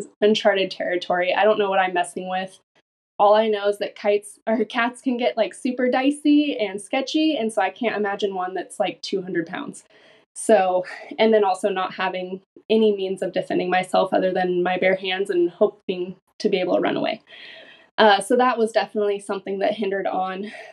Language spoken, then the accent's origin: English; Craig, Alaska, United States; moved away as an adult; now in Oregon, United States; I just was born and raised there